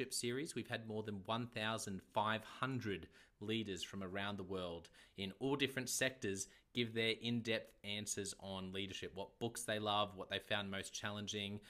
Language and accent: English; Australia; accent: Aussie; my Aussie accent